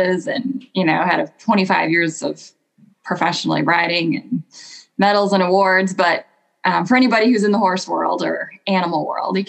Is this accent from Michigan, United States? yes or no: yes; Michigan, United States; I grew up in Michigan